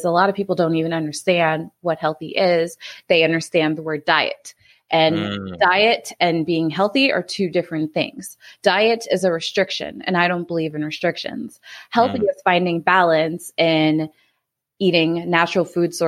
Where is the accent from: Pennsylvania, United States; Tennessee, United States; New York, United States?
New York, United States; moved away as an adult; now in Florida, United States; I'm originally from New York